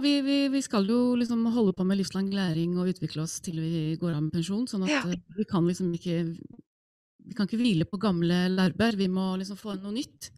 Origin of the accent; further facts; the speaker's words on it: Iceland; Norwegian is a second language; moved away as an adult; now in Norway; jeg er opprinnelig islending